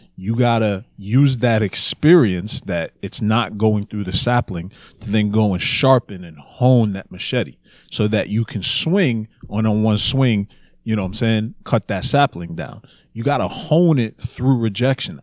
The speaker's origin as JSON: {"language": "English", "country": "Jamaica", "said": "we're Jamaican"}